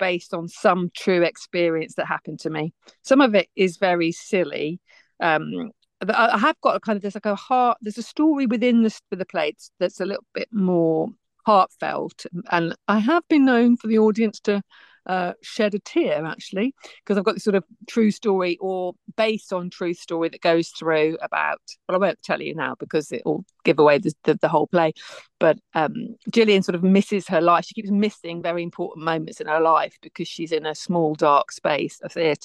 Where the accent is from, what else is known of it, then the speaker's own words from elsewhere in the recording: West Midlands, United Kingdom; moved away; I'm from the West Midlands originally